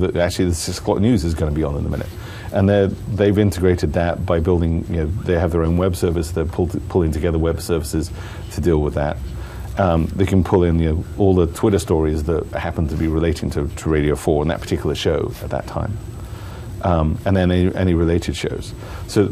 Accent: United Kingdom; now in Seattle, United States; I'm from the UK

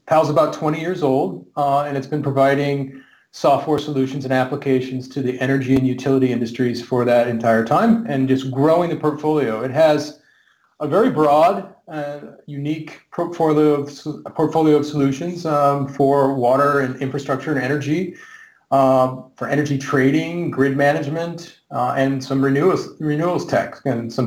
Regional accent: Seattle, Washington, United States; moved away as an adult; also born or lived in Redmond; now in Oslo, Norway; I'm from Seattle, grew up there

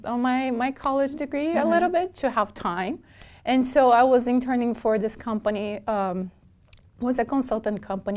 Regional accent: Porto Alegre, Rio Grande do Sul, Brazil; moved away as an adult; now in United States; I grew up in Brazil, and I moved to the U.S. 11 years ago.

